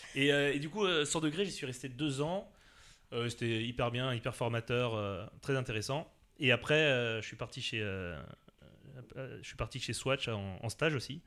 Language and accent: French; Alsace, Grand Est, France; moved away as an adult; now in Paris, France; j'ai passé toute ma jeunesse en Alsace. Voilà, je suis sur Paris depuis 2006.